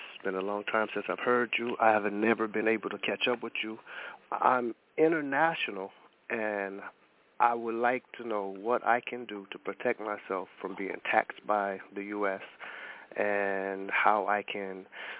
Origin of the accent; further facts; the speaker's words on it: Ohio, United States; moved away; I was born in Ohio.